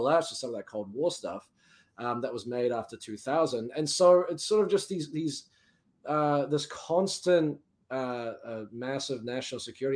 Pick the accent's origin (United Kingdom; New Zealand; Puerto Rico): New Zealand; now in United States